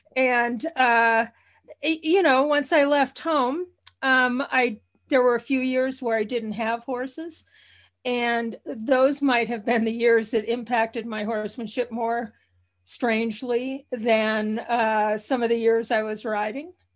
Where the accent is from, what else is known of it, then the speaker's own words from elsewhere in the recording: Minnesota, United States; moved away; I was born about five miles from Canada, uh, and, and, uh, initially lived in Minnesota on a farm